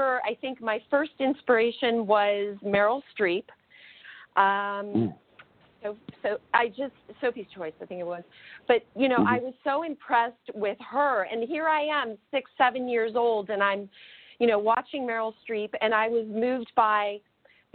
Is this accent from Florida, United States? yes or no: yes; Fort Lauderdale, Florida, United States; moved away as an adult; also born or lived in Pittsburgh; I grew up in Fort Lauderdale, Florida.